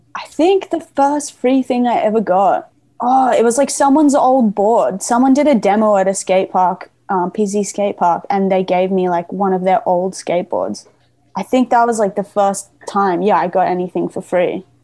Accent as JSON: {"language": "English", "town": "Gold Coast", "region": "Queensland", "country": "Australia", "tie": "born or raised there", "also_born_or_lived": "Berwick, Victoria, Australia", "moved": "as an adult", "lives_now": "Melbourne, Australia", "said": "I pretty quickly, with my family, moved up to Queensland and lived like in this place called the Gold Coast"}